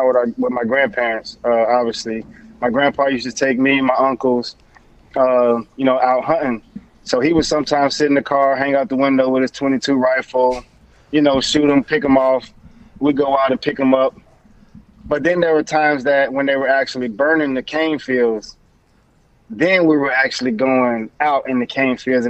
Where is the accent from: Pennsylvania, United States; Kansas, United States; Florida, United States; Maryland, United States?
Florida, United States; Belle Glade; Belgrade, Florida